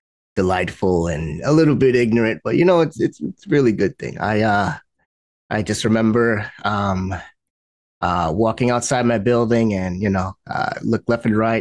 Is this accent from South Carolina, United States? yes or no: no; New York City, New York, United States; also born or lived in Long Island, New York; I grew up, my earliest memories were in the Bronx. I grew up in Bronx, New York, around a lot of tall buildings and, cars parked up and down the street.